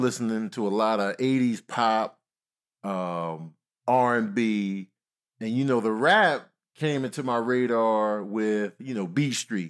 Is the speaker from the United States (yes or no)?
yes; Chicago, Illinois, United States; And growing up in Chicago, we listening to everybody.